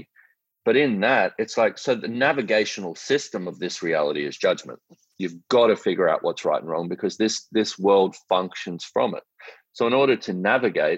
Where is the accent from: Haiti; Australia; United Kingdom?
Australia; I'm an Australian man